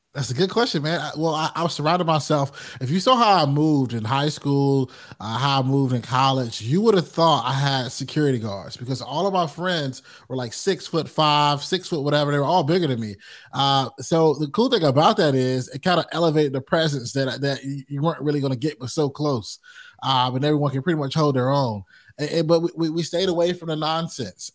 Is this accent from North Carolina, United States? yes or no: yes; Rocky Mount, North Carolina, United States; also born or lived in Greensboro, North Carolina; Rocky Mountain's where I'm born